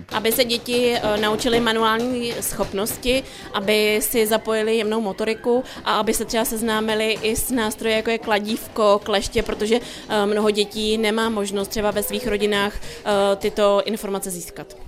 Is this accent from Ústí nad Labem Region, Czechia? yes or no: yes; Most, Ústí nad Labem Region, Czechia; u nás v Mostě